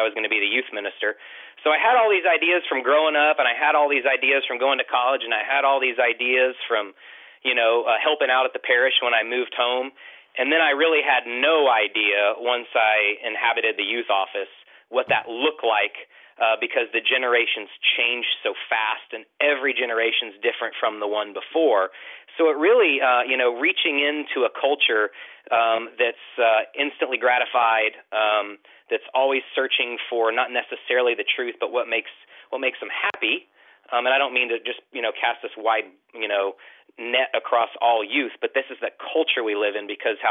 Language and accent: English; Houston, Texas, United States; I hail from Houston